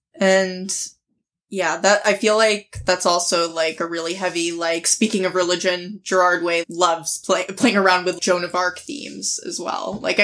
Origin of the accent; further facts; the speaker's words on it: Acton, Massachusetts, United States; I grew up in Acton, which is between Lexington and Concord in Massachusetts. So it's a suburb